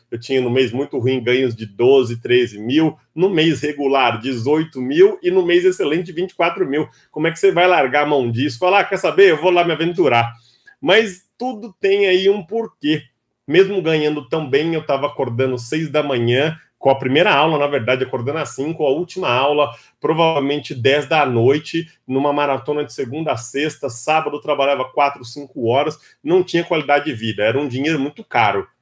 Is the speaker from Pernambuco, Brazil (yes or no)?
no; São Paulo, Brazil; sou paulistano da capital, de um local aí bastante popular, bastante conhecido, massificado, um bairro chamado Capão Redondo